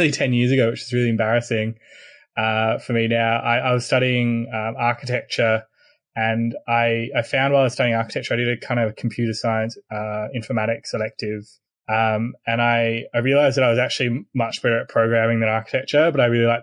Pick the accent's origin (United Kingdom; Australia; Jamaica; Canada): Australia; also born or lived in Sydney; I'm Australian.